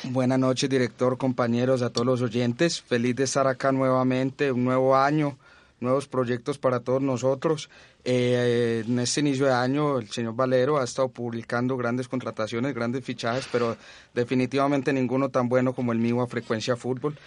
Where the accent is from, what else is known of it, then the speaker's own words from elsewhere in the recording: Colombia; nosotros como colombianos